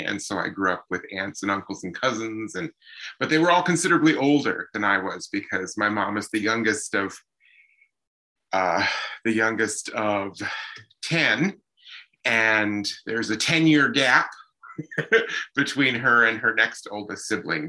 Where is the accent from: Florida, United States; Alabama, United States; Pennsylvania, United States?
Pennsylvania, United States; Emmaus; also born or lived in Allentown, Pennsylvania / Lehigh Valley, Pennsylvania; now in Chippewa Valley, United States; I was born in Allentown, uh, but then raised in Emmaus